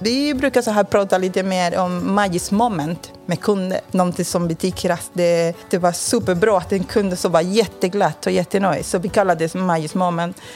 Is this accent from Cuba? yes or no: yes; Cuba; Swedish is a second language; moved away as an adult; now in Sweden; Jag kommer från Kuba